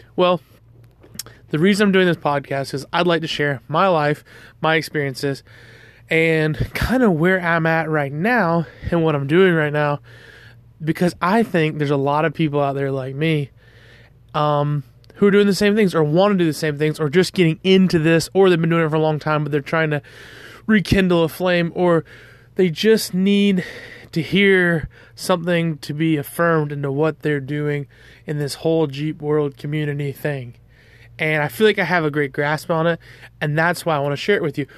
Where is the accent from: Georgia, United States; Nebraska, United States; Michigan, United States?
Georgia, United States; I'm from the South, I'm from Georgia